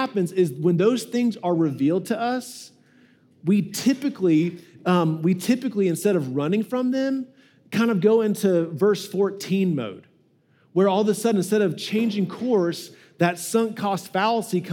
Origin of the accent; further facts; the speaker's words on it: United States; we really struggle with this as American Christians